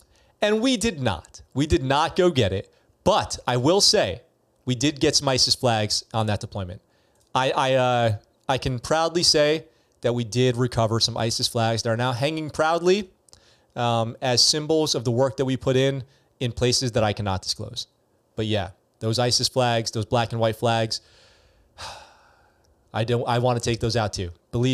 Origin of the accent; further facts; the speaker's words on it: New York, United States; Are you really a Yankee? Because I'm from New York.